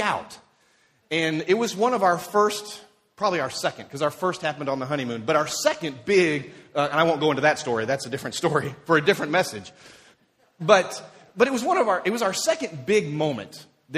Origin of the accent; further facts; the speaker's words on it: Dover, Tennessee, United States; growing up in Dover, Tennessee, is where I grew up